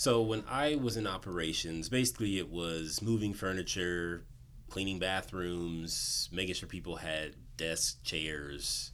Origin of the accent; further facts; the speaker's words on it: Southern California, United States; also born or lived in Inland Empire / Los Angeles; born and raised in Southern California